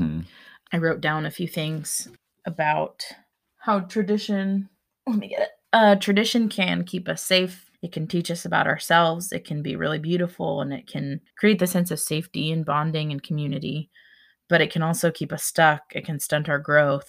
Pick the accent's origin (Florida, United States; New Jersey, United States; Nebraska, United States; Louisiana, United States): Florida, United States; also born or lived in Baltimore; now in Tennessee, United States; I grew up in Florida. I we live in Tennessee. I lived in Baltimore and then I came back